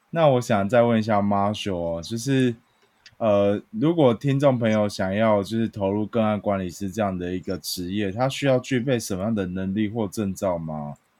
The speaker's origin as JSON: {"language": "Chinese", "town": "Chiayi", "country": "Taiwan", "tie": "born or raised there", "said": "我的家乡嘉义"}